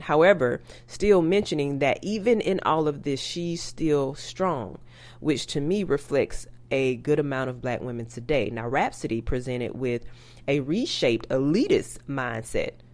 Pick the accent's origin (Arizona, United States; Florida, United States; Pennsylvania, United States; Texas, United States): Florida, United States; Tallahassee; also born or lived in Pelham, Georgia; I am country from Tallahassee by way of Pelham, Georgia